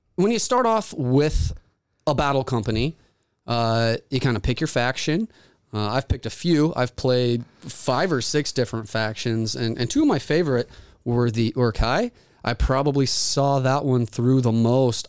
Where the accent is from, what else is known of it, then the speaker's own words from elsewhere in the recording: Springfield, Missouri, United States; Springfield, Missouri is, my hometown